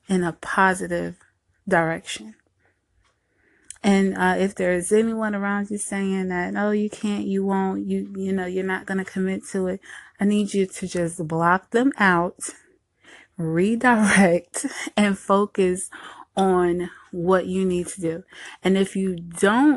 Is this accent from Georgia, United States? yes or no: no; New Jersey, United States; now in Southern United States; I was born and raised in Jersey and later on moved to the South